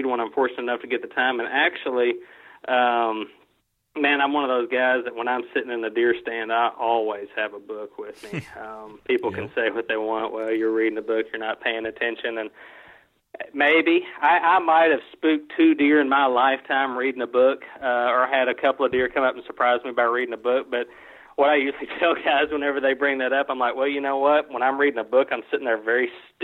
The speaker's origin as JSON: {"language": "English", "area": "Caldwell County", "region": "Kentucky", "country": "United States", "tie": "born or raised there", "also_born_or_lived": "Calloway County, Kentucky", "said": "the farm that I grew up hunting in Caldwell County, Kentucky"}